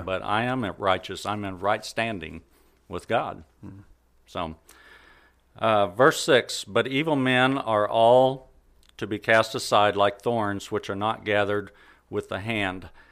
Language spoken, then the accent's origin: English; Carthage, United States; I was born here in Carthage, uh, pretty much raised in the church.